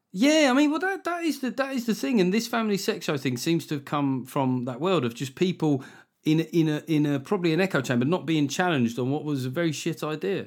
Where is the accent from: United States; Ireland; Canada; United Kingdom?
United Kingdom; we're British